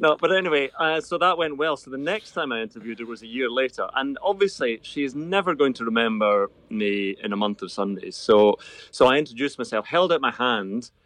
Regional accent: Irvine, Scotland, United Kingdom; I wasn't born in Troon. I was born in Irvine, about five miles away

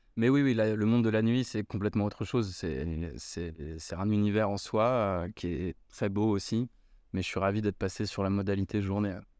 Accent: Paris, Île-de-France, France; moved away as an adult; also born or lived in Australia; now in Bordeaux, France; Je suis parisien de souche.

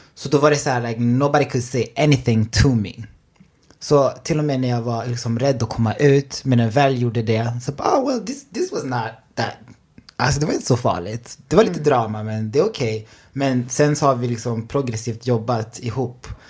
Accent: Enköping, Uppsala County, Sweden; also born or lived in Burundi; Jag är från Enköping, men jag är född i Burundi. Ah. Men flyttade till Sverige 2003.

